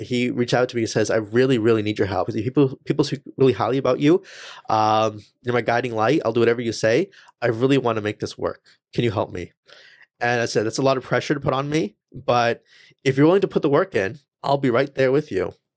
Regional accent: Langley, British Columbia, Canada; first language English; when I was born and raised here, English is my first language

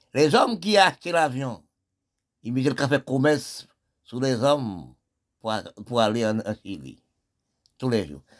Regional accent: Haiti; nous sommes des Haïtiens

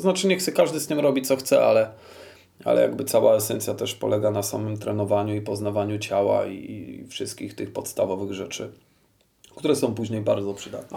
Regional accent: Kraków, Lesser Poland, Poland; wychowywałem się w Nowej Hucie i tu się urodziłem

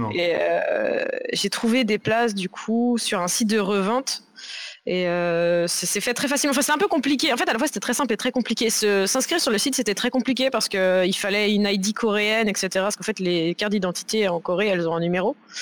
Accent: Nantes vineyard area, Pays de la Loire, France; moved away as an adult; now in Paris, France; je suis nantaise d'origine, enfin du, vignoble nantais, pas Nantes même. Et euh, donc j'ai vécu dans le vignoble pendant toute mon enfance.

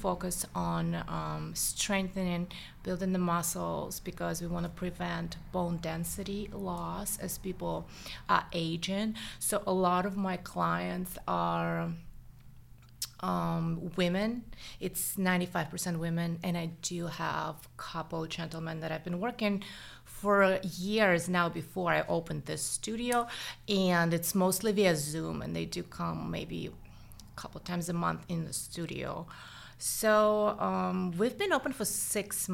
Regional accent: Saint Petersburg, Russia; accent: Russian; English is a second language; also born or lived in Los Angeles, United States; now in United States; I am Russian, as you can hear, probably. The accent is still there. So I grew up in St. Petersburg

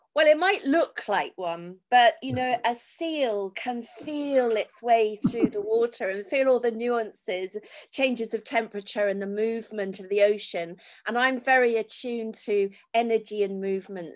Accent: Falmouth, South West England, United Kingdom; also born or lived in Redruth, Cornwall; I was born in Redruth in Cornwall, but my parents actually lived in Falmouth.

